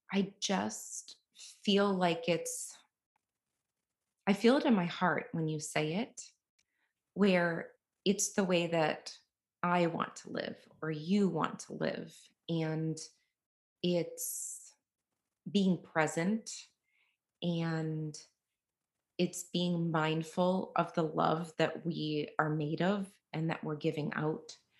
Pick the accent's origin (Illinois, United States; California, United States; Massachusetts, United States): Massachusetts, United States; Boston; now in Tampa, United States; I'm from Boston, but I live in Tampa, Florida